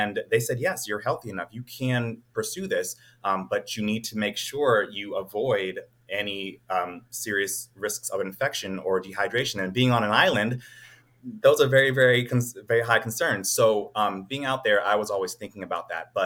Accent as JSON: {"language": "English", "town": "Cincinnati", "region": "Ohio", "country": "United States", "moved": "yes", "lives_now": "Atlanta, United States", "said": "I am from Cincinnati, Ohio, but I currently am living in Atlanta, Georgia as an ankle and foot surgeon"}